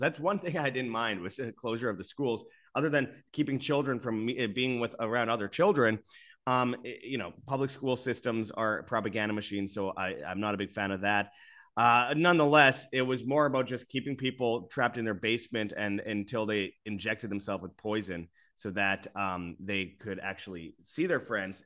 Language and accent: English; Winnipeg, Manitoba, Canada; Winnipeg Canada, for example, the, my hometown